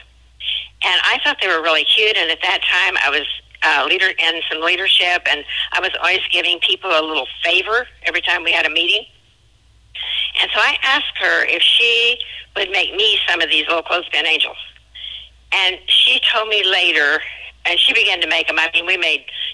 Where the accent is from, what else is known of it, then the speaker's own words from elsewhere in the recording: Williamsburg, Kansas, United States; moved away as an adult; now in Southern Illinois, United States; I'm from a little town called Williamsburg. I grew up in a little Methodist church.